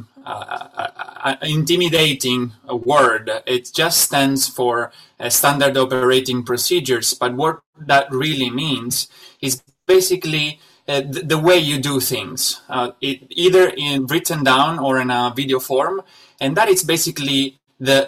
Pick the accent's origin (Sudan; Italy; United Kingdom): Italy; moved away as an adult; also born or lived in Shanghai, China; I'm originally from Italy, and but I spent the last 6 years of my life in Shanghai